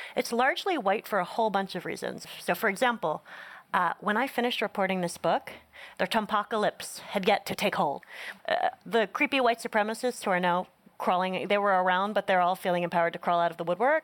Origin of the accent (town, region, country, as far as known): Northeast, United States; born or raised there